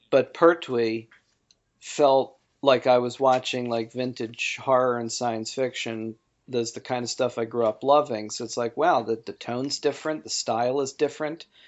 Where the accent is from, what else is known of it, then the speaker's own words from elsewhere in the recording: Baltimore, Maryland, United States; in Baltimore, in my hometown